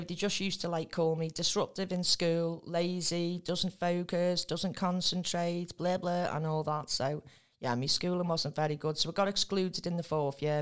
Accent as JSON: {"language": "English", "town": "Spital", "region": "North West England", "country": "United Kingdom", "tie": "born or raised there", "also_born_or_lived": "Tranmere / Rock Ferry", "said": "I grew up in Spittal"}